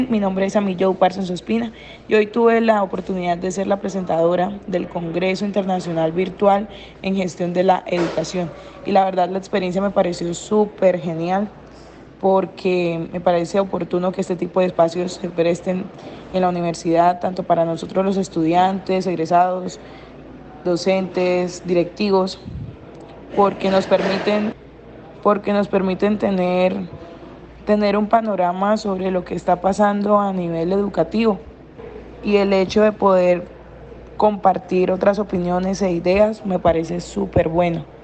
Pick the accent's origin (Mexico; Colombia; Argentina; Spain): Colombia; Sabaneta, Antioquia; soy estudiante de décimo semestre de Ingeniería Ambiental. Soy egresado del Colegio Londres de Sabaneta, Antioquia